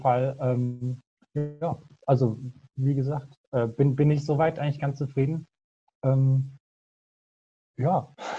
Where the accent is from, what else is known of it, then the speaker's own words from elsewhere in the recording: near Frankfurt, Hesse, Germany; moved away as an adult; now in Aachen, Germany; bin nicht gebürtig aus Aachen, sondern komme eigentlich aus der Nähe von Frankfurt, wohne jetzt aber für mein Studium halt, wie gesagt, hier in Aachen